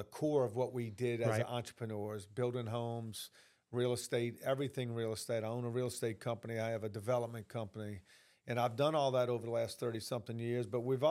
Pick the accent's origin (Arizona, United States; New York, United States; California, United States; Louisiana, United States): Louisiana, United States; New Orleans; Look, I'm originally from New Orleans. You can tell by this little country accent I have.